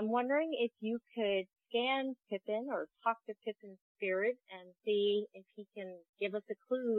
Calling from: Athens, Georgia, United States; I am calling from Athens, Georgia.

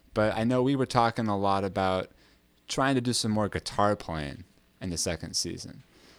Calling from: Brooklyn, New York, United States; I'm coming from Brooklyn, New York.

